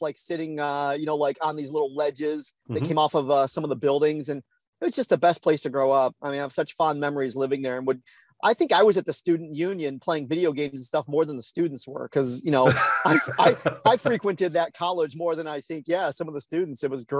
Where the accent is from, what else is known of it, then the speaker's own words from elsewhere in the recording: Hiram, Ohio, United States; I grew up in Northeast Ohio.